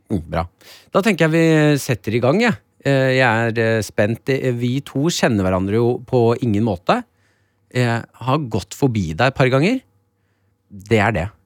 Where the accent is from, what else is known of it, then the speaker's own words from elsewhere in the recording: Nesodden, Akershus, Norway; Jeg er jo fra Nesodden. Følelsen av at jeg eh, er så Nesodden-gutt